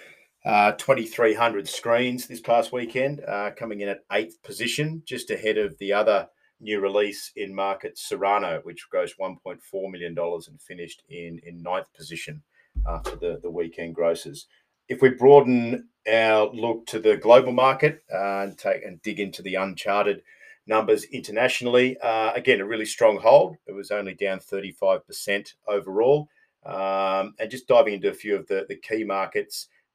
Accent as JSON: {"language": "English", "country": "Australia", "moved": "yes", "lives_now": "Los Angeles, United States", "said": "Returned to the homeland in Australia"}